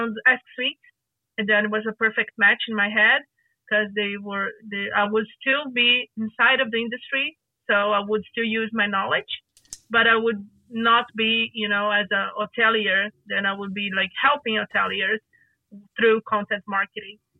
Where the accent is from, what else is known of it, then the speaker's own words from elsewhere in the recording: Rio de Janeiro, Brazil; moved away; I don't live in Rio de Janeiro right now, but I am from Rio de Janeiro.